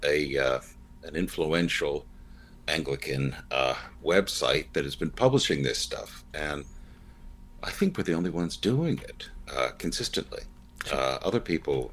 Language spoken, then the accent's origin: English; United States; I'm an American.